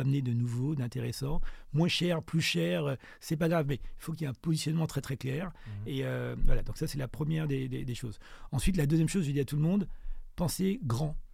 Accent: Martinique; also born or lived in France / South Africa; now in Johannesburg, South Africa; quand on est martiniquais et quand on a mon âge, on a forcément été influencé par Aimé Césaire

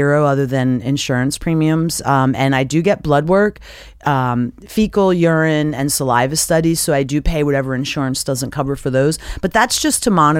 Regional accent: Philadelphia, Pennsylvania, United States; I'm from Philadelphia. I'm 100% Italian, and I'm Taurus the bull

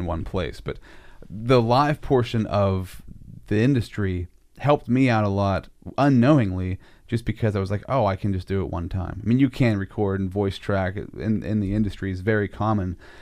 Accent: United States; you're growing up in Sinking Valley. That's where I grew up, too

